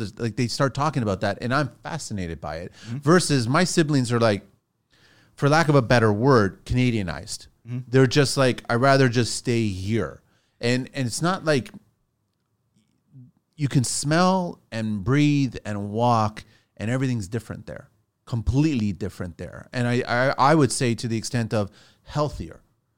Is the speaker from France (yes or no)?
yes; Tours, Centre-Val de Loire, France; born there; moved away; Right. So from us, we went Azores. It was my three older siblings. And then we went to France. He had to go there for to be in the army. And then they had me and they had my younger brother.